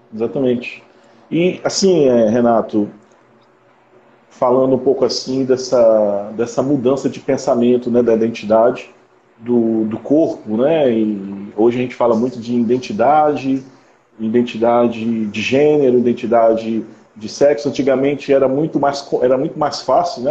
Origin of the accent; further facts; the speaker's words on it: Conceição de Macabu, Rio de Janeiro, Brazil; now in Macapá, Brazil; Eu sou do Rio de Janeiro, do interior do Rio, sou de Conceição de Macabu